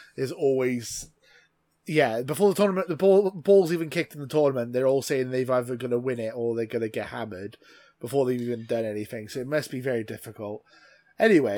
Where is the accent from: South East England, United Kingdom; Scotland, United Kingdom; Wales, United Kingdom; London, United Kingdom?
Wales, United Kingdom; as a Welsh man, I've always been brought up that we support two teams in this country